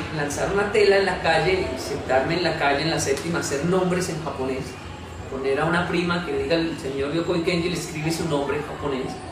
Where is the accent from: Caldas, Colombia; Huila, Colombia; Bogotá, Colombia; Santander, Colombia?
Bogotá, Colombia; also born or lived in Japan; soy colombiano, soy de Ciudad Bolívar